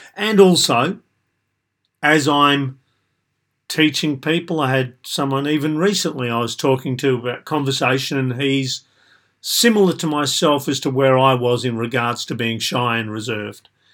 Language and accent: English; Australia; I was typical of a middle-ish, low middle class white male growing up in Australia